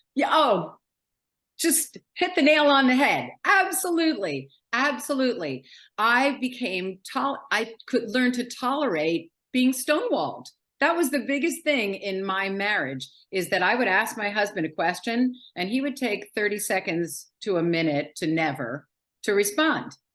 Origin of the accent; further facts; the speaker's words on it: New York City, New York, United States; now in Philadelphia, United States; I live in Philadelphia, just outside of Philadelphia. I was born and raised in New York City.